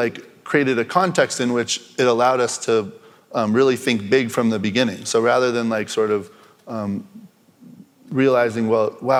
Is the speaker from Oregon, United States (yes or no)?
yes; Oregon, United States; moved away; also born or lived in New York; I'm from Oregon